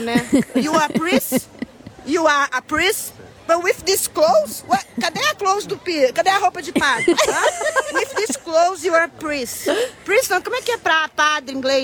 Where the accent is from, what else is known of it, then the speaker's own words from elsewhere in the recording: Rio de Janeiro, Brazil; now in Cascais, Portugal; Eu sou carioca do Rio de Janeiro, mas agora eu sou carioca cascalense